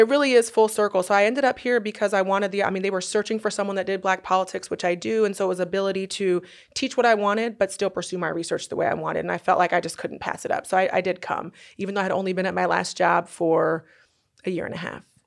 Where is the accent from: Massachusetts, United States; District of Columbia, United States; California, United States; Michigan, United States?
California, United States; Northern; moved away as an adult; also born or lived in Durham, North Carolina; now in Oklahoma City, United States; I'm from Northern California